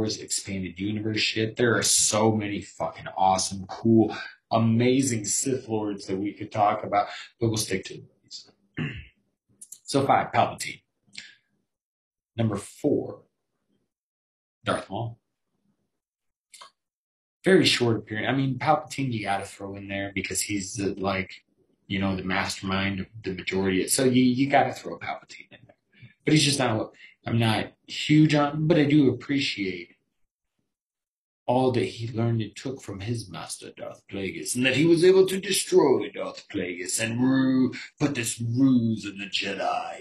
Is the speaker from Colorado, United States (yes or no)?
yes; Colorado, United States; I'm from Colorado